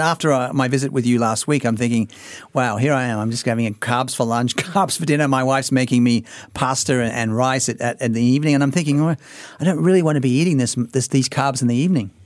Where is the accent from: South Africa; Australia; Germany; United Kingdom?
Australia; I've just been a recreational athlete all my life growing up in Australia